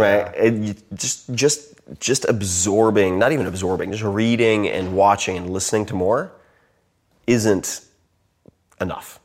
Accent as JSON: {"language": "English", "area": "Long Island", "region": "New York", "country": "United States", "said": "I'm from Long Island."}